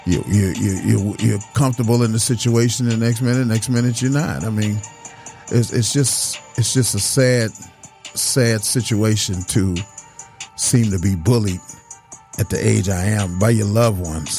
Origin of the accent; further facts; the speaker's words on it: Detroit, Michigan, United States; I was born in Detroit.